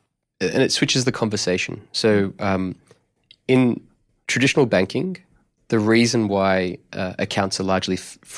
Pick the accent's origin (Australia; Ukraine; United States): Australia; Melbourne, Victoria; But I'm actually originally from Melbourne. And right. I grew up in an Italian migrant family.